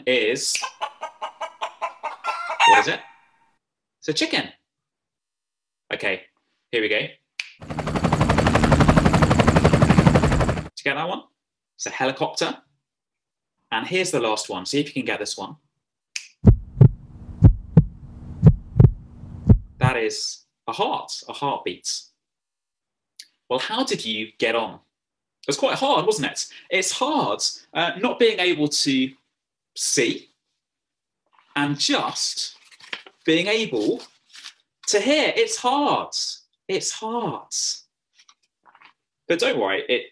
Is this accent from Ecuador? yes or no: no; England, United Kingdom; accent: English; now in County Cavan, Ireland; my funny English accent